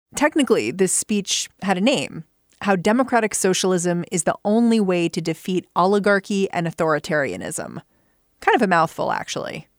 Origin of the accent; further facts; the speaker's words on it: United States; as an American, okay? Like, I was raised in this country